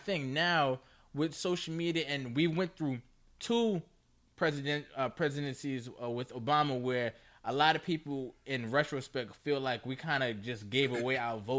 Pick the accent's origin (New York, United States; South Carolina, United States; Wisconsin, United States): New York, United States; we're from New York